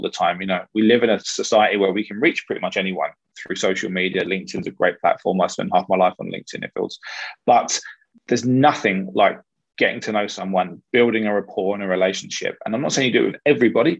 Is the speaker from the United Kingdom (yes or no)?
yes; London, United Kingdom; I was born in Hammersmith, so 1.5, 2 miles from the ground.